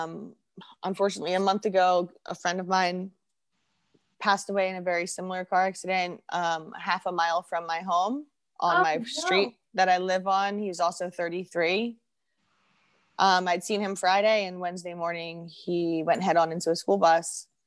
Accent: England, United Kingdom; born there; now in United States; So I was born in England.

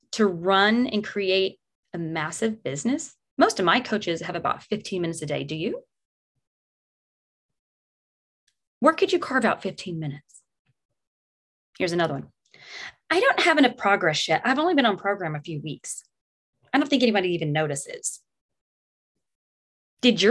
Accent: Texas, United States; now in New Jersey, United States; I'm in New Jersey, but I'm from Texas.

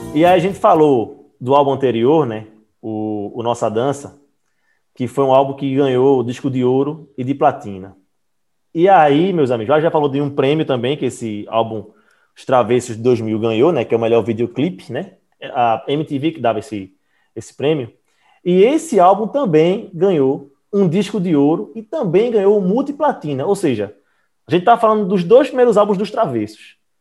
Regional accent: Recife, Pernambuco, Brazil; Aqui a gente é de Recife, né? A gente é de Pernambuco

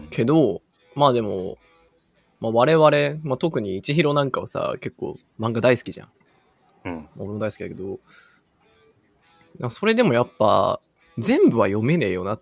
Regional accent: Tokyo, Japan; 生まれも育ちも、東京で来てしまっているので。

